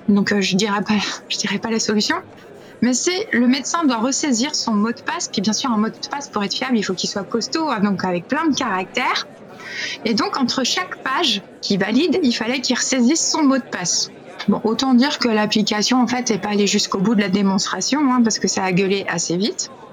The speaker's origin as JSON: {"language": "French", "country": "France", "said": "chez nous, en France"}